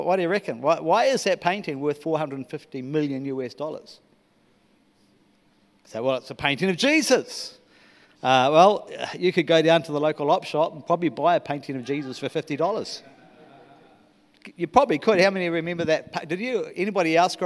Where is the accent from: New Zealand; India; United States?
New Zealand; moved away as an adult; I am a Kiwi.